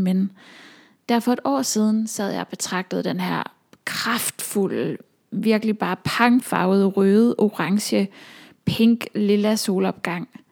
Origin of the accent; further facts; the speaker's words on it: Aalborg, North Denmark Region, Denmark; moved away as an adult; also born or lived in Copenhagen; now in North Jutland, Denmark; København som jeg har boet i, siden jeg flyttede fra Aalborg